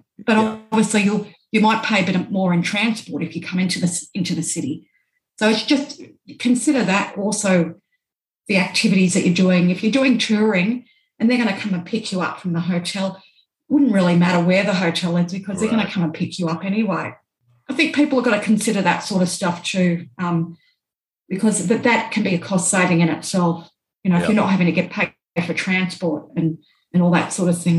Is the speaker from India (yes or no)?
no; Australia; born or raised there